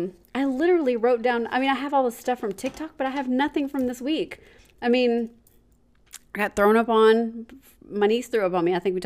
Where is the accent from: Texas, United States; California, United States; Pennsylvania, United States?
Texas, United States; College Station; now in Houston, United States; Jamie and I grew up in Bryan College Station, which is where Texas A&M is.